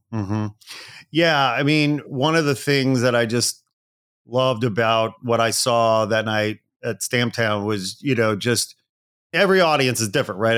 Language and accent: English; outside Chicago, Illinois, United States; I grew up outside Chicago, but, you know, lived in Chicago for a long time